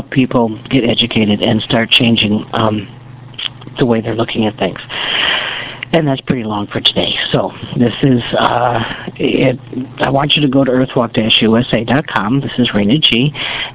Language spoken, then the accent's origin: English; United States; I'm an American.